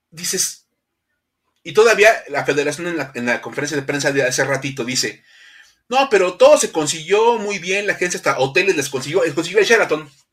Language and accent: Spanish; Mexico; cómo somos los mexicanos